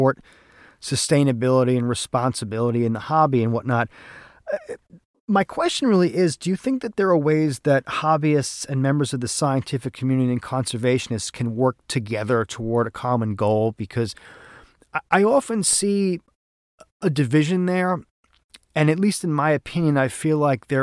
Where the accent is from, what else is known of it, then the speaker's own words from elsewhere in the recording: New York, United States; accent: New York; I'm like five generations living here, and he didn't even recognize my accent as being a New York accent.